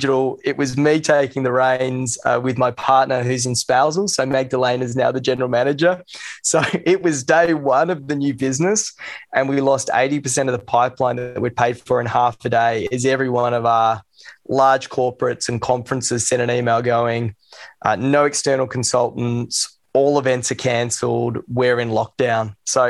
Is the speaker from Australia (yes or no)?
yes; Sydney, New South Wales, Australia; I grew up in Sydney. Went to Joey's, and he's over there now.